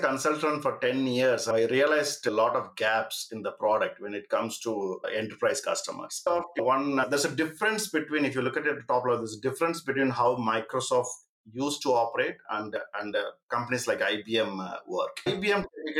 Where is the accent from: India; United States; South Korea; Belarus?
India; Coimbatore, Tamil Nadu; moved away; also born or lived in United Kingdom; I'm from Coimbatore